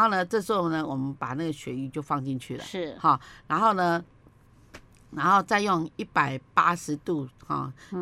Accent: Taiwan; 我们台湾人

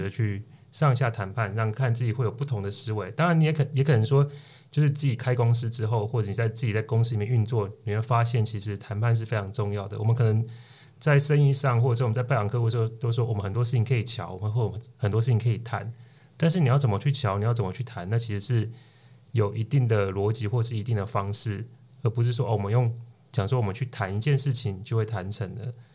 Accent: Tainan, Taiwan; 我是来自于台南，那我目前在台南经营一间餐酒馆。那我们主要就是以台湾的特色文化作为我们餐酒馆的主轴

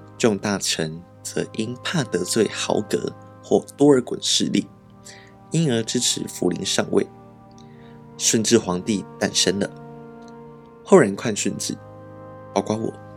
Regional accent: Taiwan; 作为一个台湾人

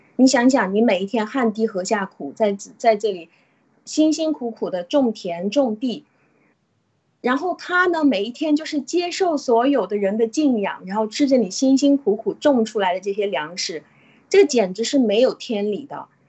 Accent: China; 就像我们中国人一样，我信，我信我自己，我谁都不信

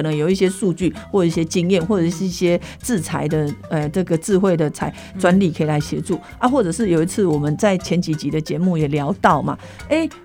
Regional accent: Nantou County, Taiwan; moved away as an adult; 我是在偏乡长大的

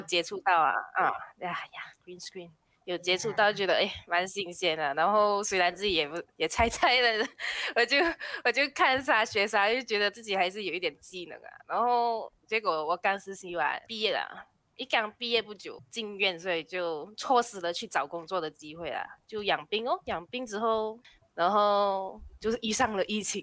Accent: Malaysia; 我是马来西，来自马来西亚的

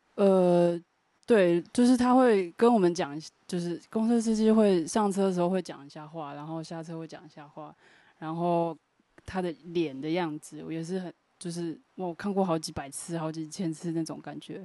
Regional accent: Pingtung County, Taiwan; moved away; 我是念 屏东女中

